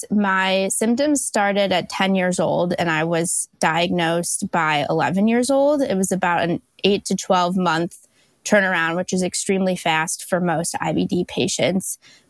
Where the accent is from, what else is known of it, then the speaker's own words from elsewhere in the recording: West Bloomfield, Michigan, United States; I'm from West Bloomfield, Michigan. I'm a double graduate from the University of Michigan.